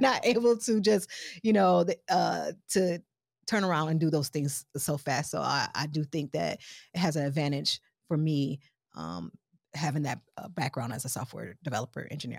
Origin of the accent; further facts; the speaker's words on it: Milwaukee, Wisconsin, United States; also born or lived in Chicago / Missouri / Detroit; I'm originally from Milwaukee, Wisconsin. I'm kinda Midwest girl, Chicago, Mo, Detroit, Milwaukee most of my life